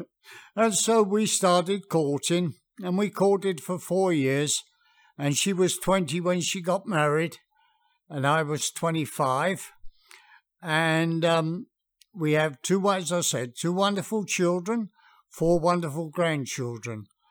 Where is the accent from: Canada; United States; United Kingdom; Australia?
United Kingdom; England; moved away; being English, we had a very, very English garden.